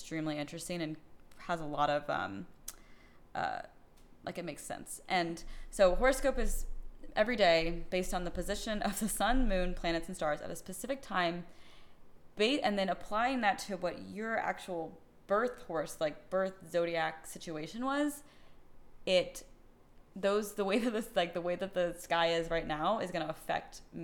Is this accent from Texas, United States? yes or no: yes; Austin, Texas, United States; I was born in Austin, Texas